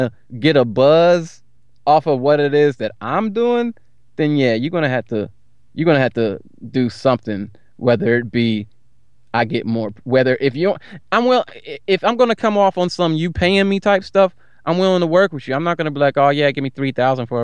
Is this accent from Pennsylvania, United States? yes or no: yes; Philadelphia, Pennsylvania, United States; I'm from Philly.